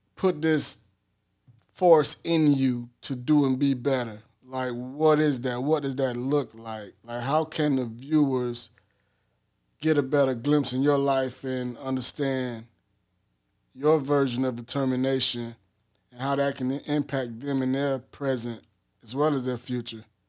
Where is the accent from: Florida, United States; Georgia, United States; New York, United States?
Florida, United States; Miami; I'm from Miami, Florida.